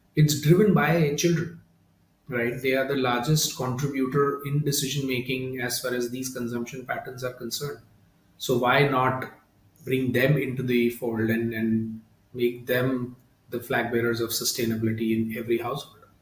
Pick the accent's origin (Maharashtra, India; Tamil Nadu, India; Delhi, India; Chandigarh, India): Maharashtra, India; Mumbai; I come from Mumbai, India